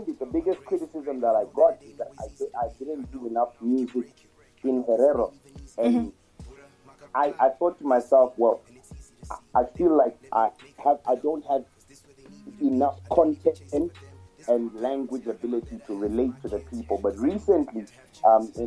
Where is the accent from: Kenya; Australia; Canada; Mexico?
Kenya; now in Namibia; Kiswahili, because I'm Kenyan